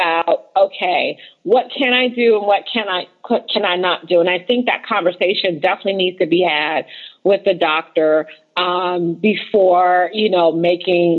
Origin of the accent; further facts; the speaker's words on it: United States; we come from the United States